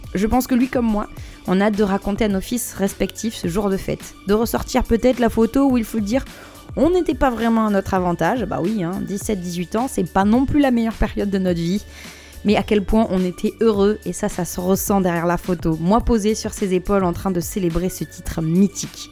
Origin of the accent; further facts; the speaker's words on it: Bordeaux, Nouvelle-Aquitaine, France; now in Paris, France; chez moi à Bordeaux